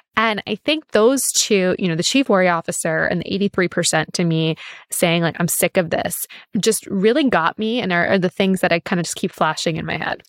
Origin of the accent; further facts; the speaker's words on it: New York City, New York, United States; I grew up in New York City